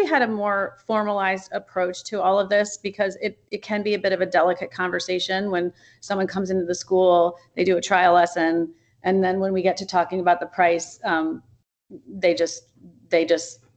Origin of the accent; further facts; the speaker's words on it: Wilmington, Delaware, United States; also born or lived in Chicago area; now in Oak Park, United States; I grew up in Wilmington, Delaware.